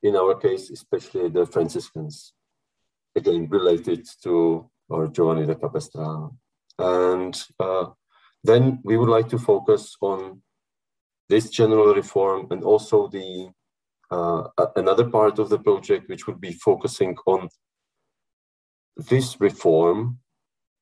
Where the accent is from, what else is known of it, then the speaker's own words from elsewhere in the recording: Bohemia, Czechia; I'm from Bohemia.